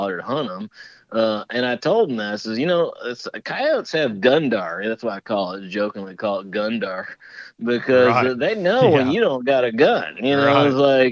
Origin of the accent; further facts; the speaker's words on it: Chicago, Illinois, United States; I'm from Chicago